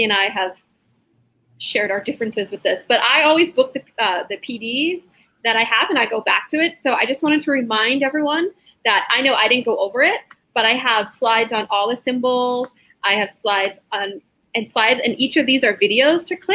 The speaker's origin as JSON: {"language": "English", "region": "Rhode Island", "country": "United States", "moved": "yes", "lives_now": "Southern California, United States", "said": "I'm from Rhode Island"}